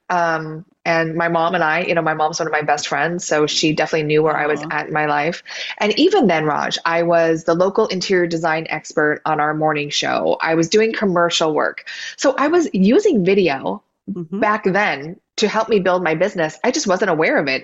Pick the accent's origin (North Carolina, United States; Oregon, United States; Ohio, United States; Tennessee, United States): Oregon, United States; now in Southern California, United States; I grew up in Oregon with rain, and now I have palm trees and sunshine